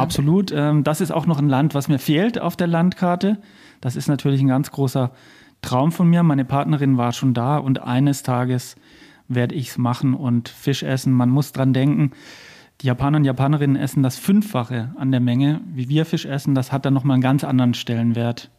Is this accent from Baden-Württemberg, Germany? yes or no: yes; Lake Constance, Baden-Württemberg, Germany; moved away as an adult; also born or lived in Berlin; now in Freiamt, Germany; ich bin am Bodensee aufgewachsen und geboren